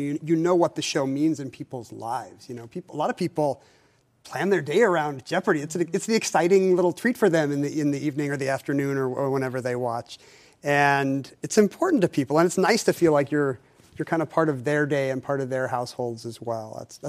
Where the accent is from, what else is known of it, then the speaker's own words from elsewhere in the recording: Seattle, Washington, United States; Also, I go get some sun because I'm from Seattle. I just want to get outside.